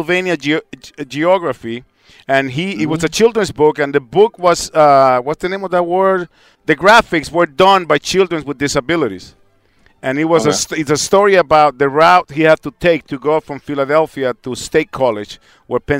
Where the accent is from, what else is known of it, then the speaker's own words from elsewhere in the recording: El Salvador; moved away; also born or lived in New York; I grew up in El Salvador and finished growing up in New York.